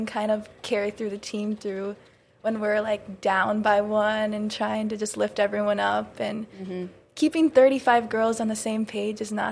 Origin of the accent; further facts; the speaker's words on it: Sioux Falls, South Dakota, United States; moved away as an adult; now in Grand Forks, United States; I'm from Sioux Falls, South Dakota.